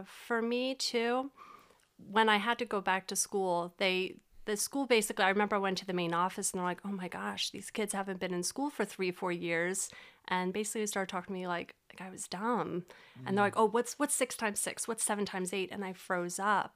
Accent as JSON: {"language": "English", "town": "Reading", "region": "Pennsylvania", "country": "United States", "tie": "born or raised there", "also_born_or_lived": "Florida", "said": "I was born and raised in Reading."}